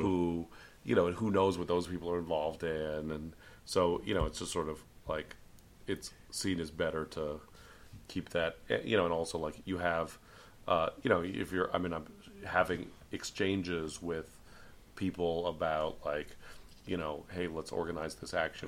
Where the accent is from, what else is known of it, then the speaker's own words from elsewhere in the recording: San Francisco, California, United States; as someone from San Francisco